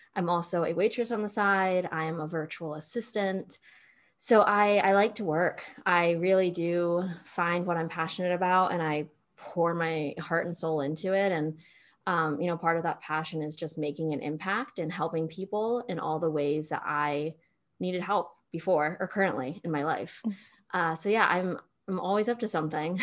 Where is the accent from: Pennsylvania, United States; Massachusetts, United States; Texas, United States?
Pennsylvania, United States; now in Austin, United States; middle of nowhere, Pennsylvania